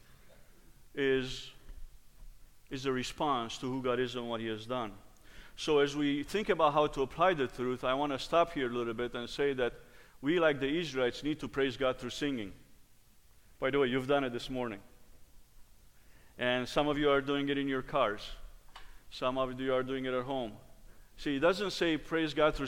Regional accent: Romania; moved away; Growing up in Romania, my dad was the choir director.

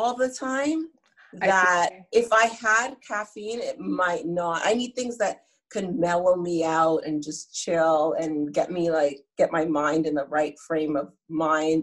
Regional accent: Grenada; now in Canada; I'm from Grenada.

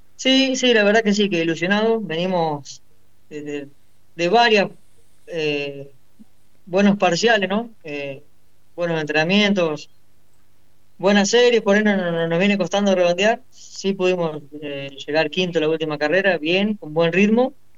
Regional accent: Rufino, Santa Fe, Argentina; now in Quimilí, Argentina; soy de Rufino, pero vivo en Quimilí, en Santiago del Estero

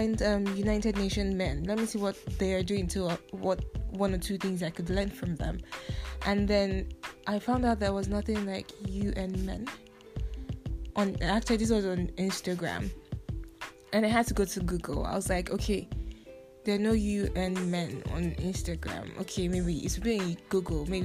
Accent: Nigeria; now in Taiwan; I am from Nigeria, and I spent most of my life in Nigeria

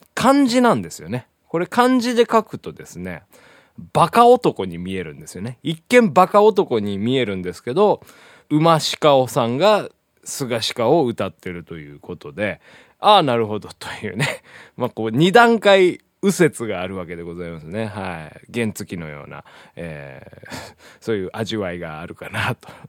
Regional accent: Hiroshima, Japan; 僕のあの、地元の広島

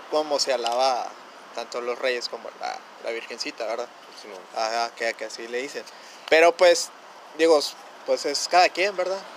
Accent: northern border, Mexico; Aquí en Frontera somos más de Santa Claus y más gabacho

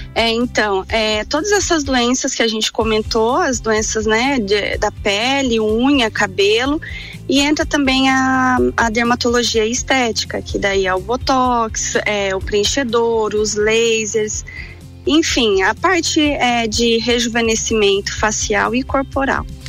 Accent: Paraná, Brazil; moved away as an adult; also born or lived in Curitiba; now in Lages, Brazil; eu sou paranaense é, e vim para Lages para fazer a faculdade

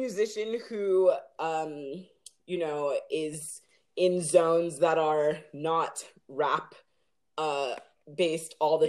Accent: Los Angeles, California, United States; also born or lived in New York; I was born in New York and, like, have, you know, pretty strong roots in New York. My parents are both Caribbean. My dad is from Belize and my mom is from Haiti. And then we moved to LA when I was six. So, and, like, L.A. as in, like, View Park, Baldwin Hills area. And I actually still live there.

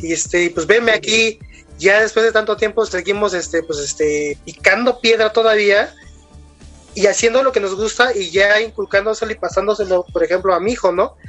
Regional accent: Mexico; Soy de México

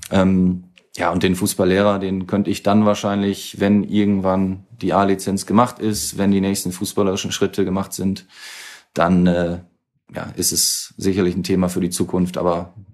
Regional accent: Germany

